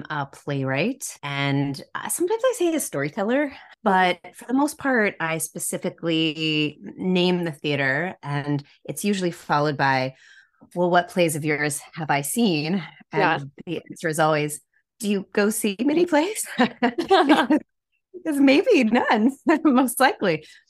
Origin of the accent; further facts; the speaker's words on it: Decatur, Georgia, United States; I grew up outside of Atlanta, Georgia, and Decatur, Georgia.